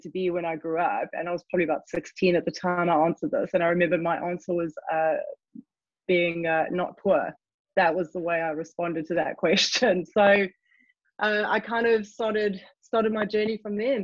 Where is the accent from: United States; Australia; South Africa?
South Africa; moved away as an adult; now in London, United Kingdom; if you detect an accent, it's because I am not English. Born and bred in South Africa, moved here when I was 19.